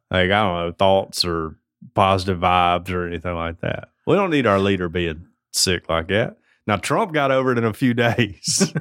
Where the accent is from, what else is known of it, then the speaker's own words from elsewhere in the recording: United States; I'm an American